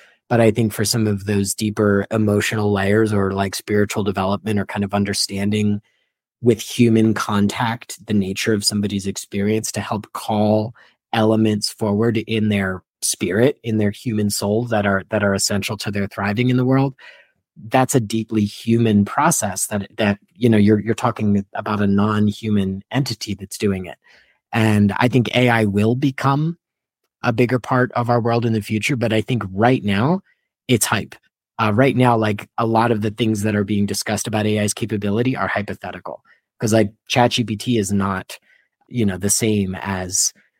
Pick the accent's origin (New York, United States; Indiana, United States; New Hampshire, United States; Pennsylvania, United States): Pennsylvania, United States; Philadelphia; moved away; I'm an obligatory Eagles fan because I grew up in Philadelphia